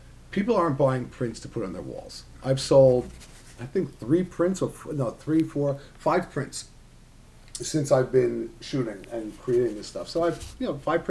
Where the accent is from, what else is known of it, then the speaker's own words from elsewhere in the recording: New York, United States; now in Philadelphia, United States; I'm a New Yorker, right, well, born, raised, and that's where my heart is